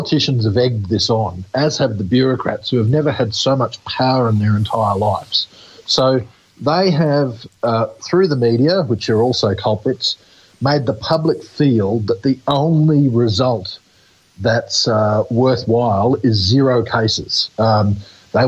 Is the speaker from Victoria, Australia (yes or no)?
no; Queensland, Australia; Queensland, my home state